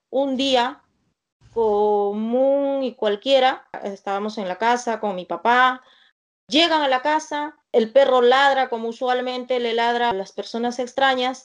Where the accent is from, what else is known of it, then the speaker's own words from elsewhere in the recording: Soras, Ayacucho, Peru; mi pueblito es un pueblito muy, muy pequeño